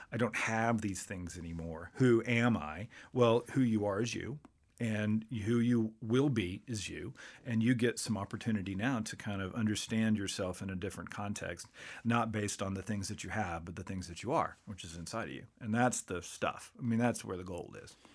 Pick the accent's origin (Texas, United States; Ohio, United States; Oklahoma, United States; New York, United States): Texas, United States; Waco; I grew up in Waco